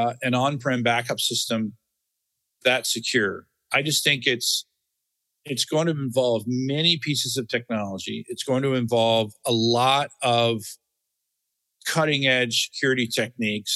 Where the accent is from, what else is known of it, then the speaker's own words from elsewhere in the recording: Florida, United States; I grew up in Florida